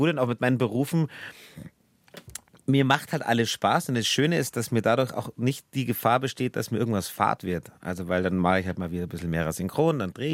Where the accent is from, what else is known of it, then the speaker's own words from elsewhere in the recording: Bavaria, Germany; E und wir Bayern machen das EA. Wir sagen Schwert.